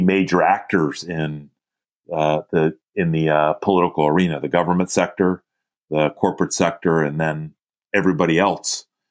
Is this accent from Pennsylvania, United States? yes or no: yes; Philadelphia, Pennsylvania, United States; I grew up in Philadelphia, uh, born and raised there